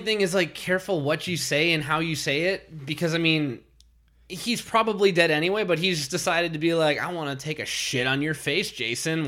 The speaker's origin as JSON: {"language": "English", "region": "Minnesota", "country": "United States", "said": "I'm from Minnesota. We have nine thousand nine hundred ninety-nine other lakes."}